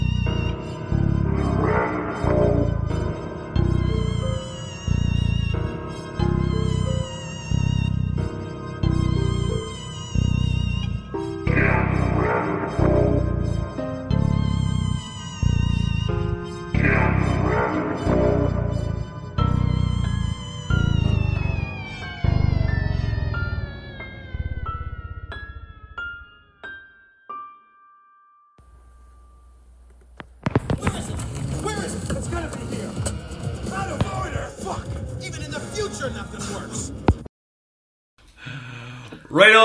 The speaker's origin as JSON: {"language": "English", "country": "Canada", "said": "I'm Canadian"}